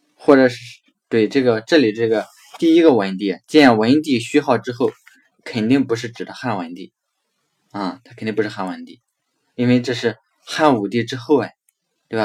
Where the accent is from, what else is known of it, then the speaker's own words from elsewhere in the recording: China; 所以我们中国人为什么要祭祀祖宗